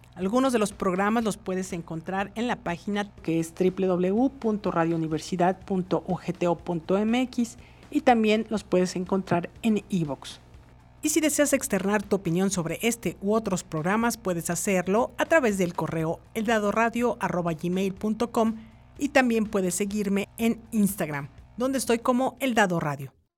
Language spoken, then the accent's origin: Spanish; Mexico; somos mexicanos